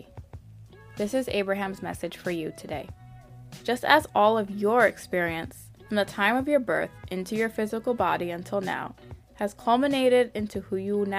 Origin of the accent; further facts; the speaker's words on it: United States; my family is from Haiti. I was born and raised here in America, but I am Haitian. I am a Haitian American first generation